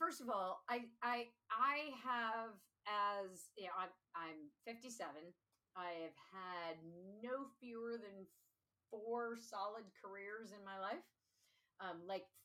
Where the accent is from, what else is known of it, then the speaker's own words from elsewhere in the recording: Seattle, Washington, United States; now in Pittsburgh, United States; So I grew up in Seattle.